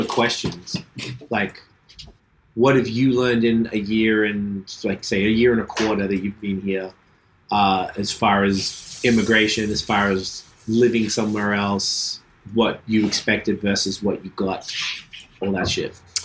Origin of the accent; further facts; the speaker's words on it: Australia; moved away as an adult; I'm from Australia.